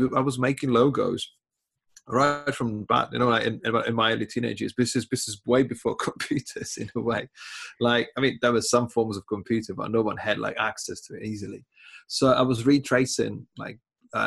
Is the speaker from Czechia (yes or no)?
yes; Czechia; English is a second language; moved away as an adult; now in England, United Kingdom; I was born in Czech Republic, living in England for 20 years